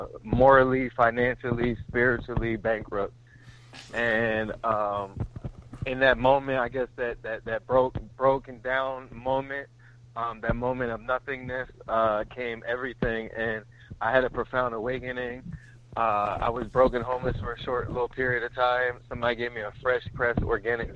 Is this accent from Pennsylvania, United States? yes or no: yes; Norristown, Pennsylvania, United States; moved away as an adult; also born or lived in Los Angeles, California; I'm originally from Norristown, Pennsylvania